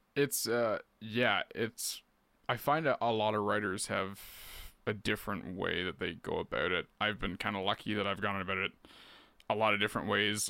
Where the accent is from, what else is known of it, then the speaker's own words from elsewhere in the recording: Keene, Ontario, Canada; also born or lived in Peterborough / Quebec / Guelph; So I was born and raised in Keene, uh, on Rice Lake, so that's where I am now